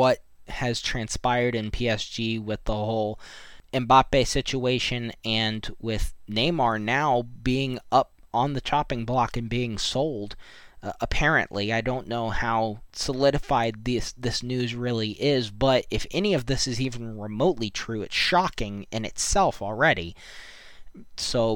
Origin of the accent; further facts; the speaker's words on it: United States; myself being American